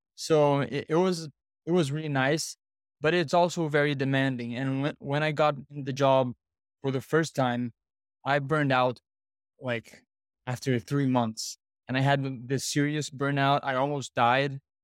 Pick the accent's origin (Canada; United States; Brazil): Brazil; I'm from Brazil